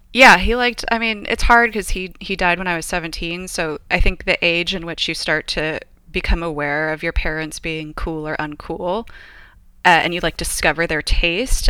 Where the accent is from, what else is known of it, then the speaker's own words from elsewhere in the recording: Paramount, California, United States; also born or lived in Los Angeles, California / England / Australia; now in San Luis Obispo, United States; I grew up next door in Paramount to my grandmother